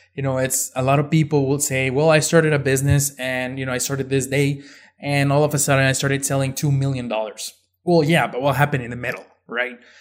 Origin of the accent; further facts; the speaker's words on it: Ciudad Juarez, Chihuahua, Mexico; moved away as an adult; now in El Paso, United States; I was born and raised in Mexico, in Ciudad Juarez, right across from El Paso, Texas